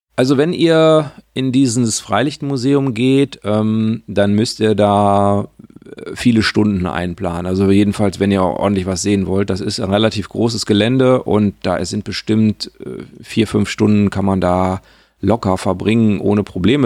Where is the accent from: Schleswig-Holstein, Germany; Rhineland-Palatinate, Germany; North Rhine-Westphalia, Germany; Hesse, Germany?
North Rhine-Westphalia, Germany; Sauerland; now in Lower Rhine, Germany; das ist so ein bisschen meine Heimat